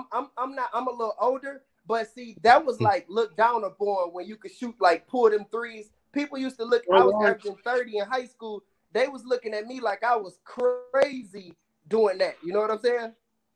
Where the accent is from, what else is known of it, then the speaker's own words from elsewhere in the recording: Detroit, Michigan, United States; You know what? Big time. My dad was, I was so young, but my dad used to take me to the Bad Boys games, like Isaiah Thomas and all them.